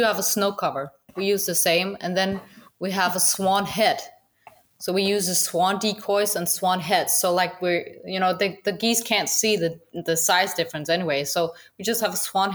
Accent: Denmark; English is a second language; I was born in Denmark

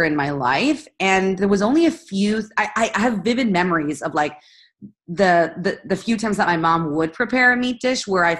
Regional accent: Spain; I'm Spanish Italian and I grew up in Spain.

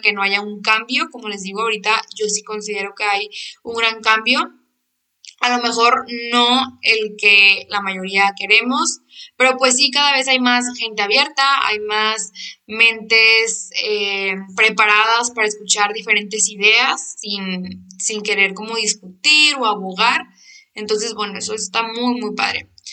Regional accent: Monterrey, Nuevo León, Mexico; Yo soy de Monterrey

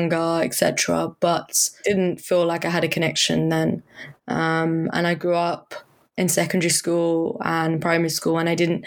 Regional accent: Surrey, South East England, United Kingdom; now in London, United Kingdom; I grew up in Surrey

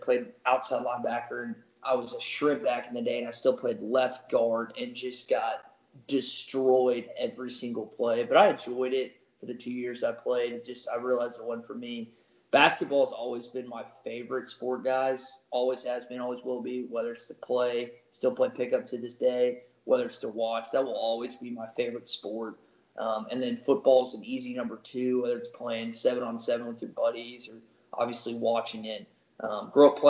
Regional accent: Little Rock, Arkansas, United States; So I'm from Little Rock, Arkansas, born and raised there. Never lived anywhere else.

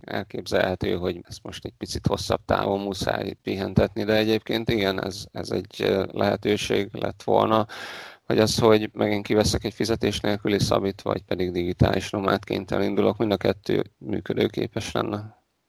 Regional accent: Debrecen, Hajdú-Bihar, Hungary; én a Debrecenben születtem az Alföldön

